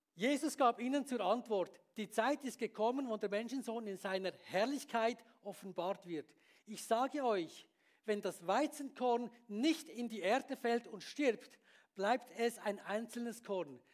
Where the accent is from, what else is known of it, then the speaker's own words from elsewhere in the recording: Bern, Switzerland; moved away as an adult; also born or lived in Beatenberg; now in Graubünden, Switzerland; ich bin ja in, in Stadt Bern aufgewachsen